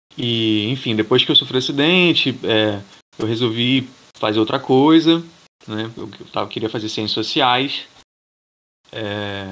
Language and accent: Portuguese; Niterói, Rio de Janeiro, Brazil; also born or lived in Bahia; sou de Niterói.